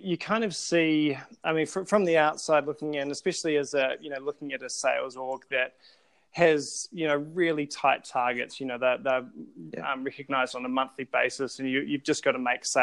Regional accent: Christchurch, Canterbury, New Zealand; I'm from Christchurch, New Zealand. I was born and bred there.

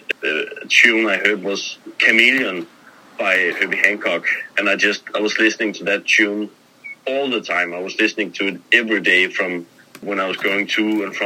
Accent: Copenhagen, Capital Region of Denmark, Denmark; I'm born and raised in Copenhagen, Denmark

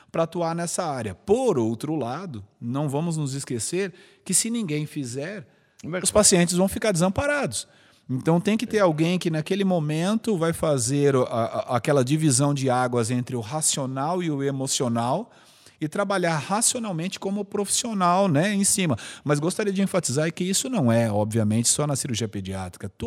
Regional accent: São Paulo, Brazil; born there; also born or lived in Araraquara; Então eu sou nascido em São Paulo. E aí, por motivos profissionais, meu pai foi transferido para o interior. Nós moramos um tempo em Araraquara.

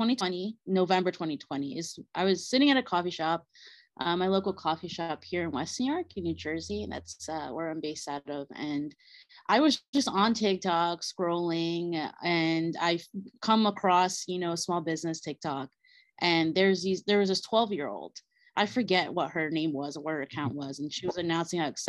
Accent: Bolivia; moved away; my Bolivian roots, since I'm from Bolivia

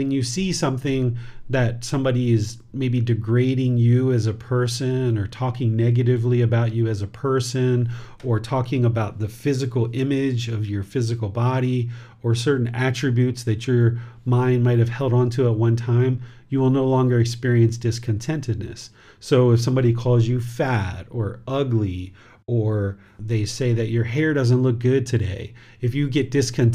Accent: United States; now in Chiang Mai, Thailand; I was originally born in America

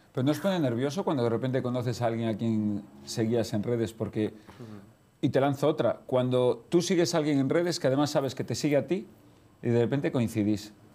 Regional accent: Galicia, Spain; como soy gallego

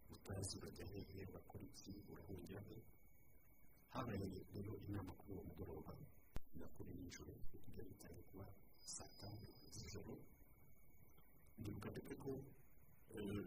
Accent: Rwanda; umuco wacu nk'abanyarwanda

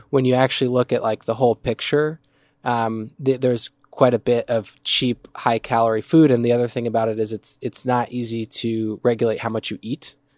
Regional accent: New Jersey, United States; moved away; also born or lived in New York / Midwest; I'm originally from New Jersey

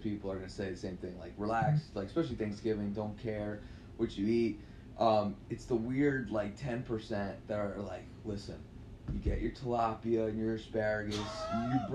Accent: New York, United States; I'm from New York

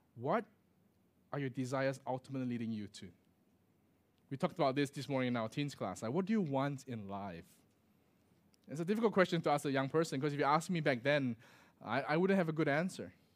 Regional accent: Singapore; moved away as an adult; also born or lived in Australia / Michigan, United States; growing up in Singapore, right, there, there isn't such a thing as a daylight saving

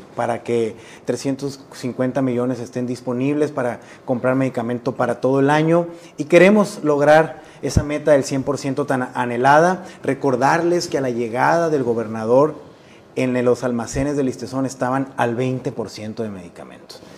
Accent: Sonora, Mexico; moved away as an adult; me regresó a mi tierra

